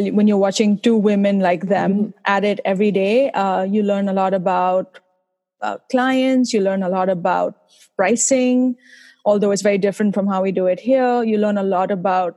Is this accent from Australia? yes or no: no; India; now in Boston, United States; I'm originally from India, as you might be able to tell from my accent.